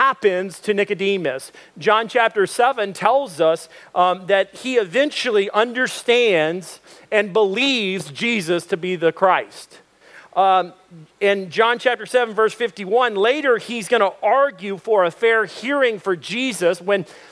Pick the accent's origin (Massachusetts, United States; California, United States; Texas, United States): Texas, United States; Dallas; I was born in Dallas, 1978. Dallas, Texas, Baylor Hospital.